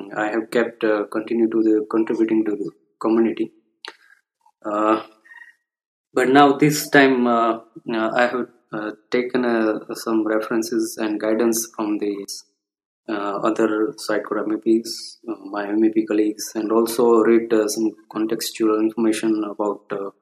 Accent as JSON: {"language": "English", "country": "India", "said": "I'm from India"}